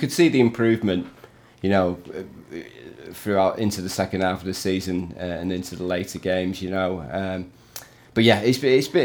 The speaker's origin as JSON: {"language": "English", "town": "St Helens", "region": "North West England", "country": "United Kingdom", "said": "I am from St. Helens"}